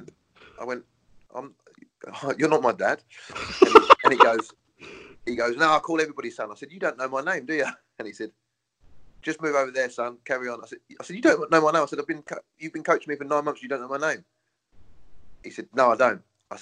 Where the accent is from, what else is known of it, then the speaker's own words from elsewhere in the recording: Brighton, South East England, United Kingdom; I'm born and bred in Brighton